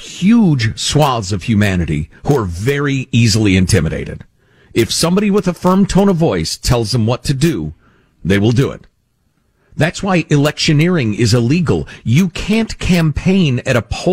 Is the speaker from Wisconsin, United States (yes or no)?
no; Chicago, Illinois, United States; moved away; the corruption I grew up with in Chicagoland